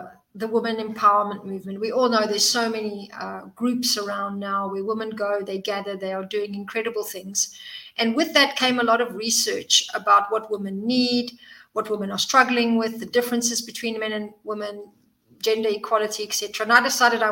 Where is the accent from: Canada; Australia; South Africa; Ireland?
South Africa; moved away as an adult; also born or lived in Zimbabwe; now in Cyprus; I was born in Zimbabwe and grew up in South Africa and then moved here a few years back